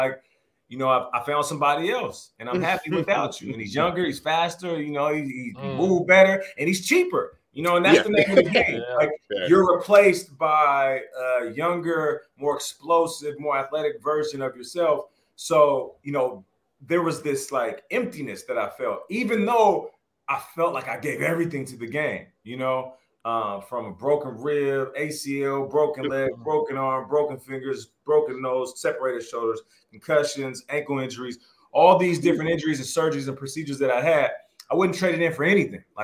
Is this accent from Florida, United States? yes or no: no; Seattle, Washington, United States; also born or lived in Canada; I got Canadian roots, Canadian passport, but I was raised in Seattle